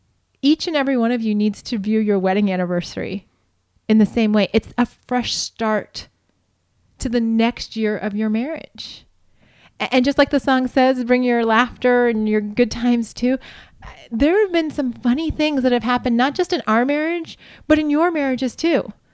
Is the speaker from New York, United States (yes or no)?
no; Montana, United States; We're from Montana, and yes, sparsely populated, in quotation marks, is very true about this area